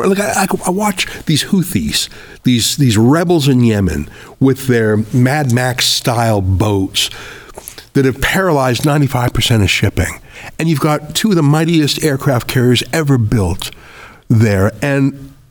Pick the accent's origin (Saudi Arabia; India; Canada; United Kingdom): Canada; now in United States; when I told you the story of growing up in Canada in the rural part where I was the only Jew for miles, I felt completely safe and at home and welcome and loved.